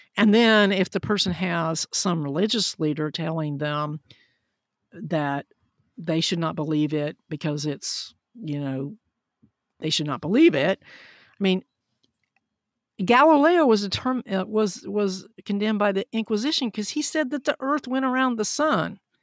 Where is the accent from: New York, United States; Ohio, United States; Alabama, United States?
Alabama, United States; Huntsville; I grew up in Huntsville, Alabama, which was very important in the Apollo program